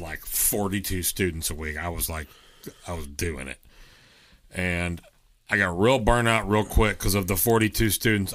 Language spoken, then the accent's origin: English; Texas, United States; I'm from Texas